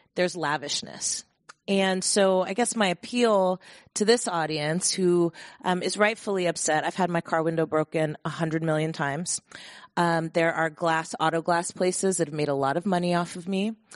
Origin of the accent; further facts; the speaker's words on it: Bay Area, California, United States; born and raised in the Bay Area